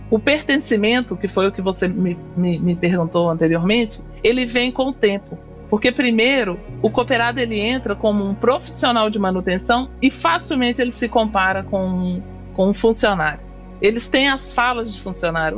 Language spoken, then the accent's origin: Portuguese; Belo Horizonte, Minas Gerais, Brazil; sou natural de Belo Horizonte, Minas Gerais